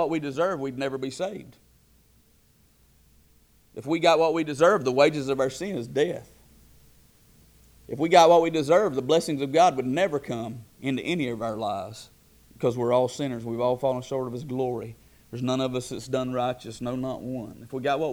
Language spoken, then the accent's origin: English; United States; we are as American Christians